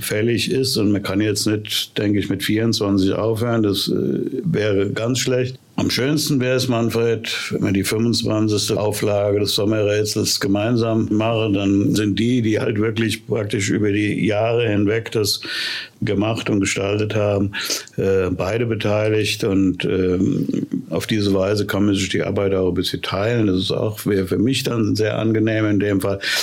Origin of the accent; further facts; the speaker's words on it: Wiesbaden, Hesse, Germany; ich bin ja in Wiesbaden zur Schule gegangen